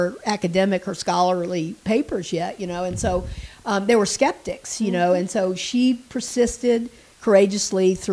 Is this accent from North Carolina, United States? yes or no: yes; North Carolina, United States; moved away; Roanoke, you know, the lost colony, which I grew up with in North Carolina.